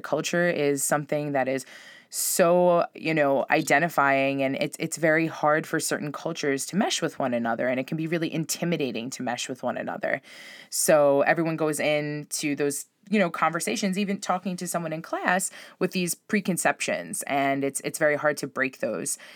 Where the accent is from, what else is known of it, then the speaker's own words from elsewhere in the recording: Long Island, New York, United States; also born or lived in Spain; I grew up on Long Island